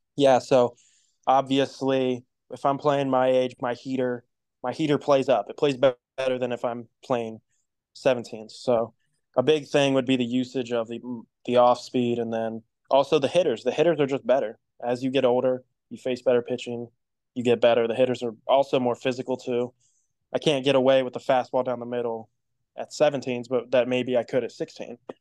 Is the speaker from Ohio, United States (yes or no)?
yes; Columbus, Ohio, United States; now in Cincinnati, United States; I'm from Columbus, Ohio. I moved down to Cincinnati when I was in the seventh grade